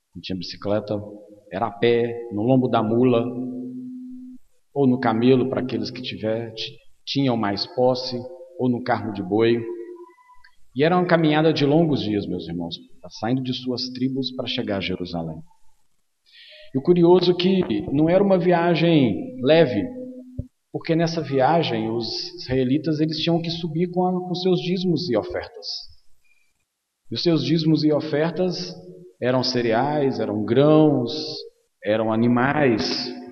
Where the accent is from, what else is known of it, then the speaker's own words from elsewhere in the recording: Timóteo, Minas Gerais, Brazil; Quando eu era pequeno, aqui em Timóteo mesmo